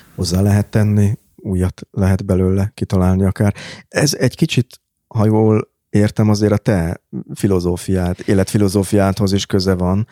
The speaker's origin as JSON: {"language": "Hungarian", "region": "Budapest", "country": "Hungary", "tie": "born or raised there", "said": "annak a békesmegyeri panellakásnak a konyhája, amiben én fölnőttem"}